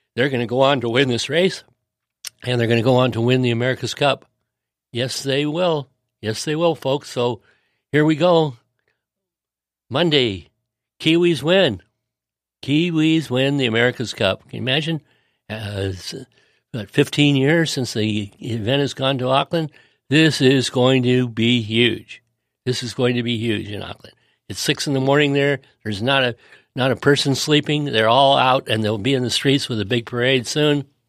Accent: United States; as an American

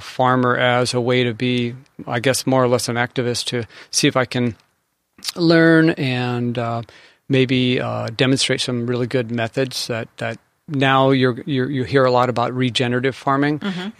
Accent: San Diego, California, United States; I grew up here in the San Diego area.

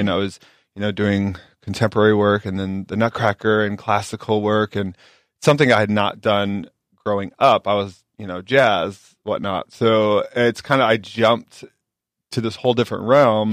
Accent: Carroll, Iowa, United States; moved away; originally I'm from Carroll, Iowa. Small town, um, ten thousand people

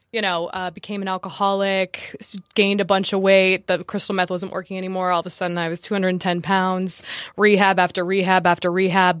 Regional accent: New Jersey, United States; I was born in New Jersey

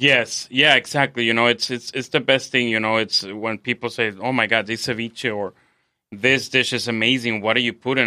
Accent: Mexico City, Mexico; moved away as an adult; now in San Diego, United States; I'm from Mexico City, correct. Um, I've been here in San Diego for about six years

